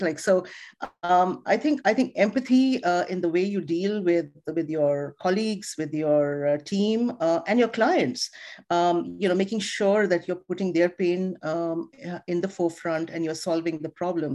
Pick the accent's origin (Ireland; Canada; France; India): India; moved away; I come from India. I was born in India. I was raised, um, you know, my, my dad was an army doctor